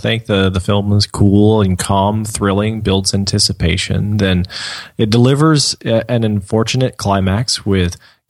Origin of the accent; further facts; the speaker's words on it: United States; I can better relate to them as an American